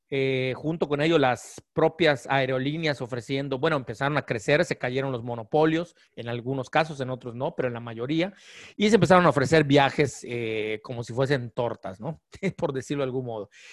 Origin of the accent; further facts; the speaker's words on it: Yucatán, Mexico; que somos de Yucatán